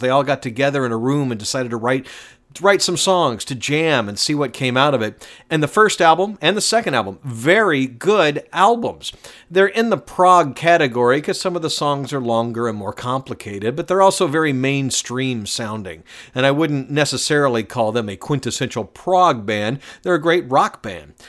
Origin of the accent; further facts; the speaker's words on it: Atlanta, Georgia, United States; I'm being from Atlanta